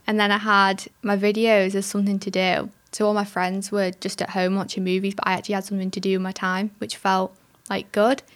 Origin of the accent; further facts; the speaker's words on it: England, United Kingdom; I am from England